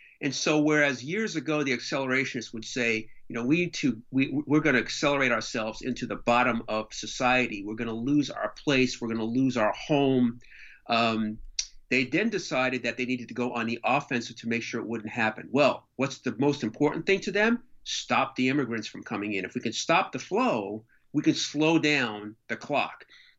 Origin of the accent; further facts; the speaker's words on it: Elizabeth, New Jersey, United States; My hometown will always be Elizabeth.